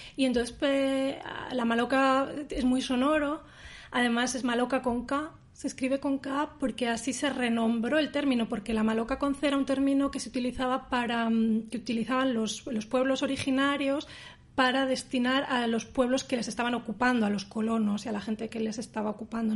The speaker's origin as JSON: {"language": "Spanish", "town": "Palencia", "region": "Castile and León", "country": "Spain", "tie": "born or raised there", "moved": "as an adult", "lives_now": "Berlin, Germany", "said": "del Club de Lectura de Palencia, de mi ciudad natal"}